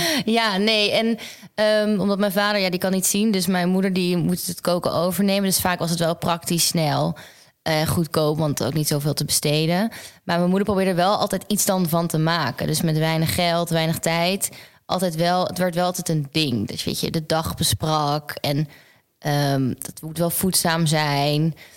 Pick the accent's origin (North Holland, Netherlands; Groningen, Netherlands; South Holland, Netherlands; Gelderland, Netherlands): Groningen, Netherlands; moved away as an adult; now in Amsterdam, Netherlands; mijn familie en mijn vrienden niet in Groningen of waar ik vandaan kom